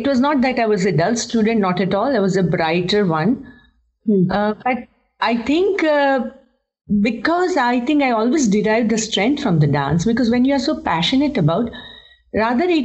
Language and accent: English; Kolkata, West Bengal, India; moved away as an adult; now in Mumbai, India; I'm from Kolkata, born and raised in Kolkata, and then moved to Mumbai.